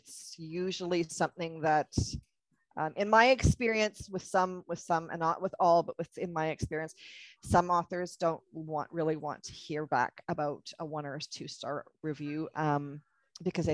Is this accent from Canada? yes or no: yes; Canada; I'm Canadian, so I use a lot of Canadian isms